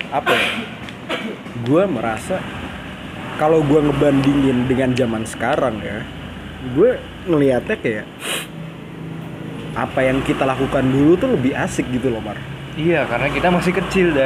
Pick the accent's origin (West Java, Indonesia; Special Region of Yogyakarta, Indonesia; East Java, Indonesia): Special Region of Yogyakarta, Indonesia; Yogyakarta; Masa kecil gue di Jogja ya? Sebenarnya nih masa kecil gue di Jogja nih biasa-biasa aja